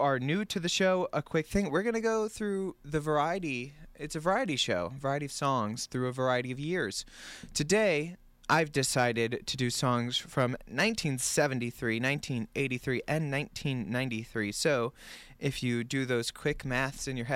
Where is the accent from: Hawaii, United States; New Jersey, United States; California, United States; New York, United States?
New Jersey, United States; Jersey Shore; moved away as an adult; back at home, where I grew up on the Jersey Shore